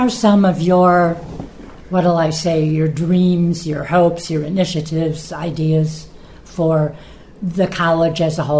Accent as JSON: {"language": "English", "town": "Chicago", "region": "Illinois", "country": "United States", "moved": "yes", "lives_now": "Rome, Italy", "said": "I'm from Chicago, so I'm familiar with Mundelein."}